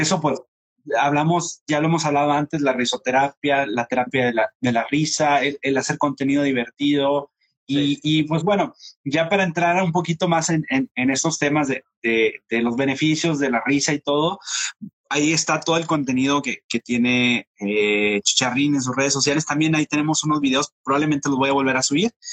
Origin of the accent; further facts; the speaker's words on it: Nuevo Laredo, Tamaulipas, Mexico; yo soy de Nuevo Laredo